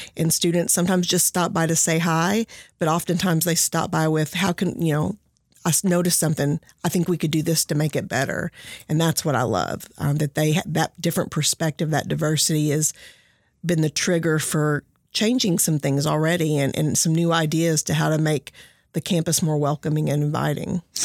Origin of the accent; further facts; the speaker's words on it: Henderson County, Kentucky, United States; I came here from Henderson County.